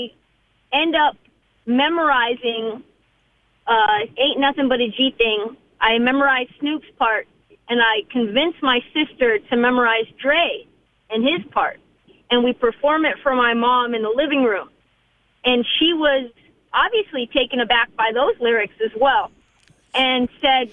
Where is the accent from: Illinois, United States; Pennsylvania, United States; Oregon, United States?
Oregon, United States; Portland; also born or lived in California / Northern California; we moved from California to Northern California to Portland